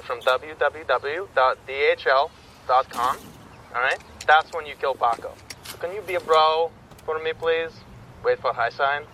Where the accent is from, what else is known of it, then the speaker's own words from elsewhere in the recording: Tulsa, Oklahoma, United States; moved away as an adult; also born or lived in Los Angeles; I grew up in Tulsa, Oklahoma